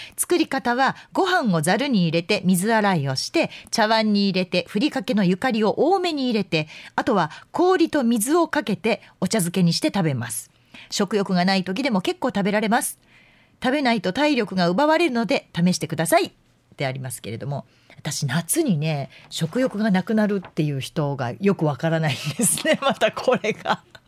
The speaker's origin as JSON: {"language": "Japanese", "town": "Fuefuki", "region": "Yamanashi", "country": "Japan", "tie": "born or raised there", "moved": "yes", "lives_now": "Kansai, Japan", "said": "笛吹市っていうところの出身"}